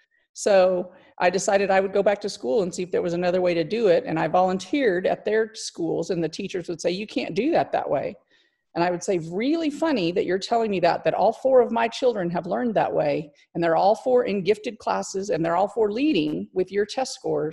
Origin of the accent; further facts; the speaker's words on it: Clovis, New Mexico, United States; I am from Clovis, New Mexico. I've lived here most of my life.